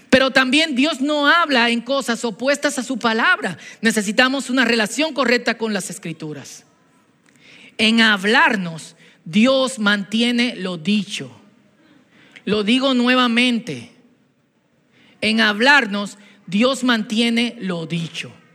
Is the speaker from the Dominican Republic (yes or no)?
yes; Dominican Republic; Antes de dominicanos somos cristianos